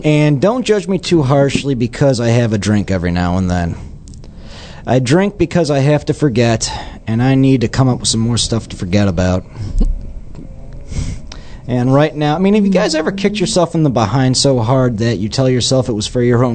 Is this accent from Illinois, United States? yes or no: yes; Chicago, Illinois, United States; moved away; I was born in Chicago, and there's a lot that I miss about Chicago